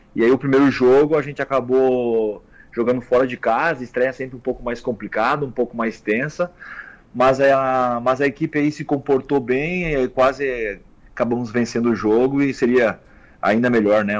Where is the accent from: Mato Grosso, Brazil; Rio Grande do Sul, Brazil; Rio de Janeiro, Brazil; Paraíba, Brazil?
Rio Grande do Sul, Brazil; Caxias do Sul; Eu sou natural de Caxias do Sul